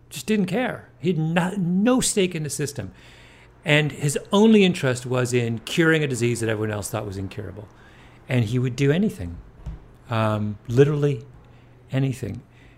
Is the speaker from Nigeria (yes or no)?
no; Canada; I mean, I grew up in Canada, and we got English News, mm-hmm. in the 70s, or the CBC basically just picked up a lot of...